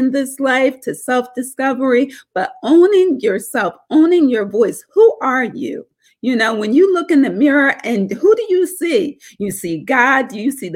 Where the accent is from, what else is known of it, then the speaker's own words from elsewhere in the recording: Norristown, Pennsylvania, United States; But that's where I grew up. And I grew up in a small town called Norristown.